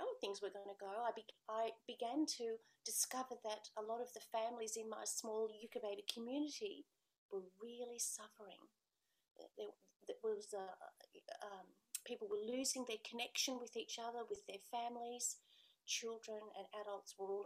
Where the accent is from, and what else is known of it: Australia; born or raised there